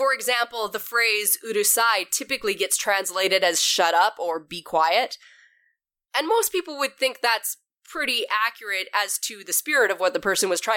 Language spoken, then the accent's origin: English; Canada; growing up in Canada, I was always surrounded by French